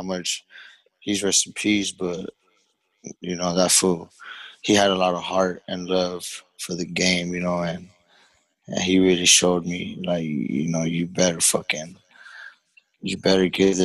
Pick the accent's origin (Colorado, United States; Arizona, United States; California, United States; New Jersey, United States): California, United States; Los Angeles; I'm from Los Angeles, Koreatown.